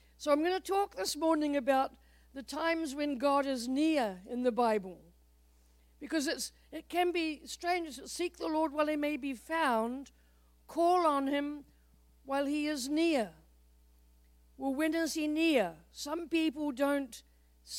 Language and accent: English; New Zealand; moved away as an adult; now in United States; longer in the United States than in New Zealand, so I am an American, a proud American.